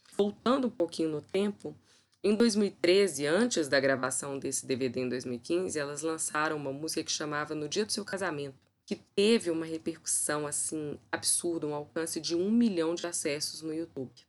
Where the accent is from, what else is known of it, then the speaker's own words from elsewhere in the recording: Belo Horizonte, Minas Gerais, Brazil; Belo Horizonte, aqui a minha terrinha.